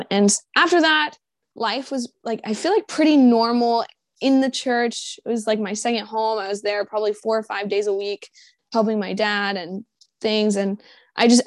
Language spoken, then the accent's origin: English; Jacksonville, Florida, United States; I'm from Jacksonville, Florida